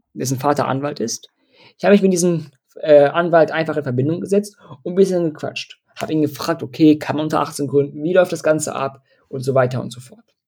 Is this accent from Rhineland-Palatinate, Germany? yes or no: no; Dortmund, North Rhine-Westphalia, Germany; ich komme aus Dortmund